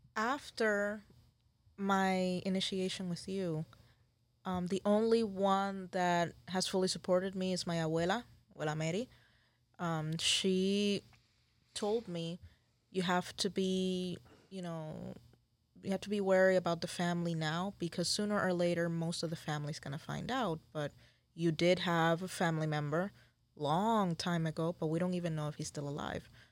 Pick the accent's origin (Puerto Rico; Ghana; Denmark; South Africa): Puerto Rico; San Juan; moved away; I am from Puerto Rico, Boriquén, Isla del Encanto